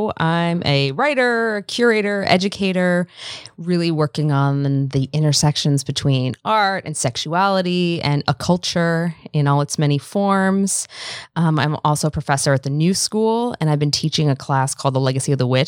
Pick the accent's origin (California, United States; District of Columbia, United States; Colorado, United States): District of Columbia, United States; Washington; Washington, D.C.